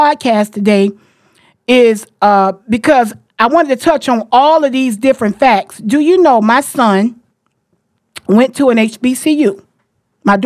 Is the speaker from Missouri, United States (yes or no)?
no; Jacksonville, Florida, United States; all of us was born and raised in Jacksonville, Florida